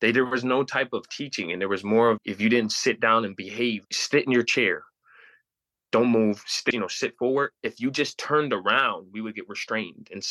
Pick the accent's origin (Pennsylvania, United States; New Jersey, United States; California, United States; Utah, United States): Pennsylvania, United States; I grew up in Pennsylvania.